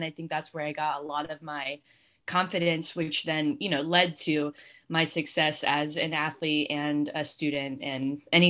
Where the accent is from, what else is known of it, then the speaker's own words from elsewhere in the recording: Columbus, Ohio, United States; In the Columbus area specifically, there's not that much that like really stands out to like Columbus specific.